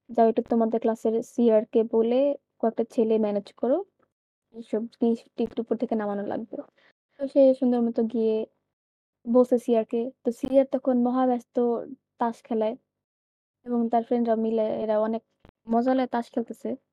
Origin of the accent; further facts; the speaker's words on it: Dhaka, Dhaka Division, Bangladesh; আমি ঢাকা থেকে বড় হয়েছি